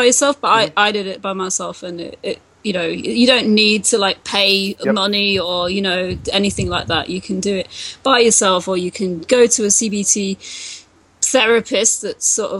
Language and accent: English; England, United Kingdom; moved away; I'm from England, and so we've got the NHS there